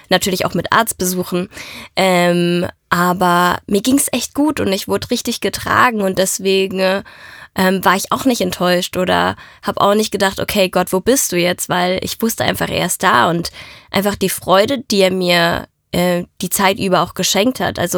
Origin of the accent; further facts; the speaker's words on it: Italy; dass die Mafia mich mitgenommen hat, weil ich bin Italienerin.